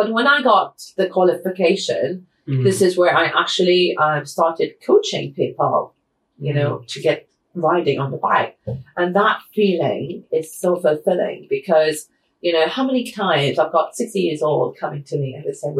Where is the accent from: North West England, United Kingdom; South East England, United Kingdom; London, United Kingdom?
North West England, United Kingdom; Manchester; born there; I was born in Manchester, so it's fine.